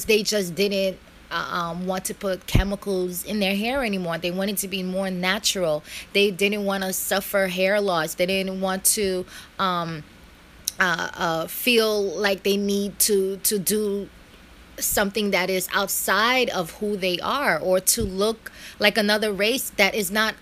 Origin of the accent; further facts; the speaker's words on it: New York City, New York, United States; born here, raised in America, been here all my life in Brooklyn